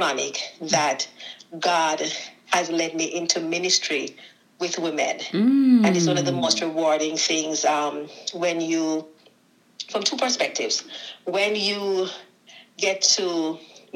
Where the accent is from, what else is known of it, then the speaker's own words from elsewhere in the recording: Jamaica; moved away as an adult; now in United States; I'm Jamaican. I was born in Jamaica